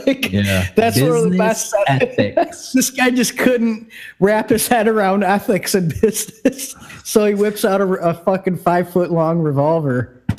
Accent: United States; we're from America

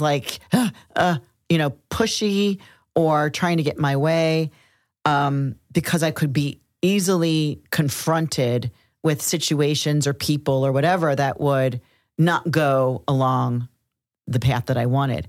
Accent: Cincinnati, Ohio, United States; moved away; In Cincinnati, Ohio, my hometown

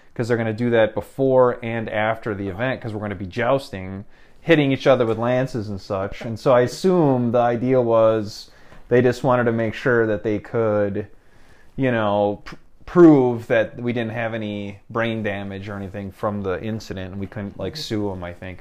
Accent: Midwest, United States; I was from the Midwest

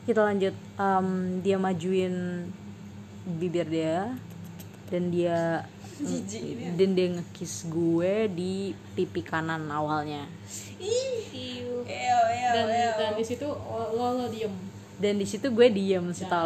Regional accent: Palembang, South Sumatra, Indonesia; now in Bandung, Indonesia; jadi gue kerja di Bandung intinya gue kerja di Bandung terus kota asal gue di Palembang

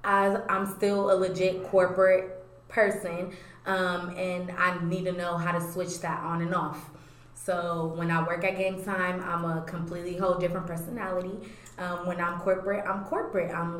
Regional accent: New York City, New York, United States; now in Ohio, United States; I was born in Brooklyn, New York, Brookdale Hospital. I was born in Brooklyn, and then I came here in 2001, so I'm currently in Ohio, and I've been here ever since

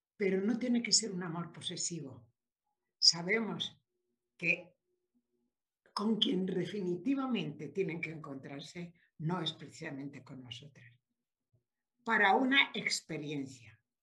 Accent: Spain; moved away; also born or lived in Mexico; por nacimiento soy española

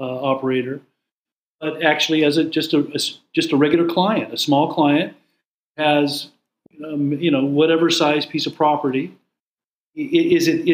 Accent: United States; I'm an American citizen

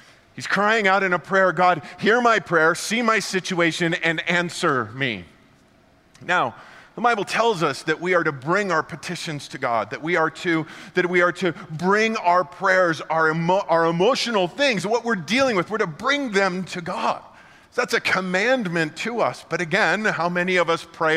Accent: Colorado, United States; I grew up here in Colorado

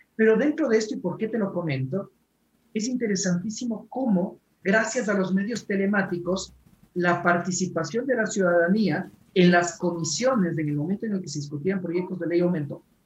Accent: Ecuador; nosotros como ecuatorianos

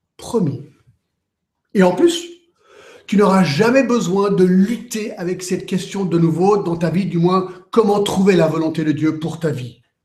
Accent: Geneva, Switzerland; j'ai grandi à Genève

